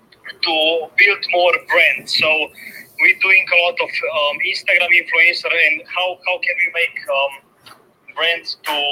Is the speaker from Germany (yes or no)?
no; Slovenia; From Slovenia.